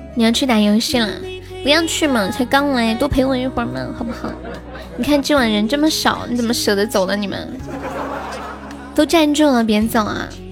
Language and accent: Chinese; Sichuan, China; 我是四川的